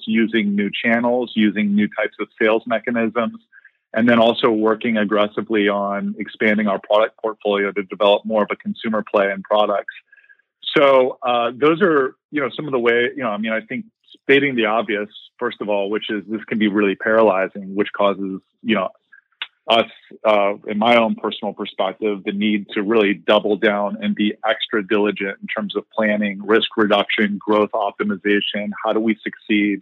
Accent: Columbus, Ohio, United States; also born or lived in Indiana; I am a Midwesterner, grew up in Columbus, Ohio

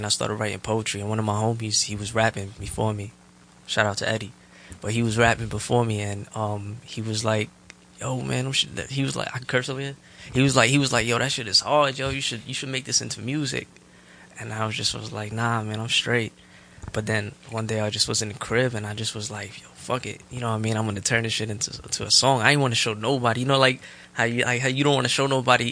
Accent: Jersey City, New Jersey, United States; I grew up in Jersey City

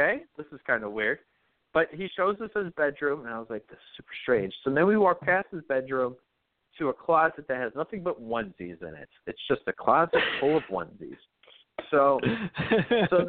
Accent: Tacoma, Washington, United States; oh, Tacoma

